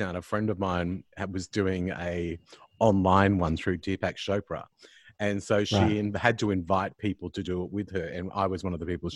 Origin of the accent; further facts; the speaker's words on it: Sydney, New South Wales, Australia; now in Adelaide, Australia; I'm from Sydney myself. I live in Adelaide now, but lived in Sydney for many years.